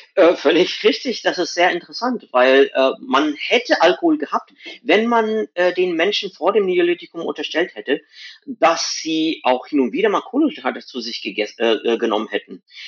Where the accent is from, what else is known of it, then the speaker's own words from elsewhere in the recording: India; moved away; wo ich herkomme aus Indien